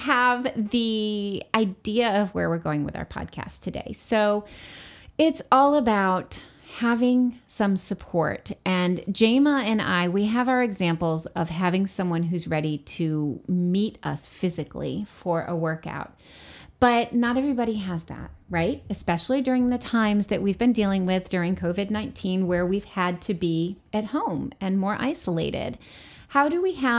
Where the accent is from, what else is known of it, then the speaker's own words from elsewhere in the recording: New York, United States; where I grew up in New York State